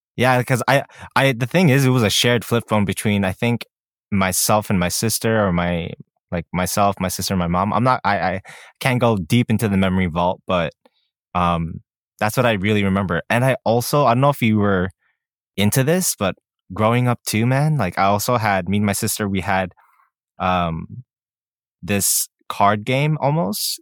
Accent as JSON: {"language": "English", "country": "Canada", "said": "we're Canadian"}